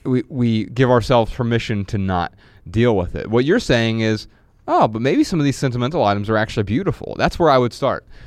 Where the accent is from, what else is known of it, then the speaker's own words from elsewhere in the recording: Dayton, Ohio, United States; moved away; When I traveled back to Dayton, Ohio last month on a quick break from tour, I felt revived by waves of nostalgia as I maneuvered through my hometown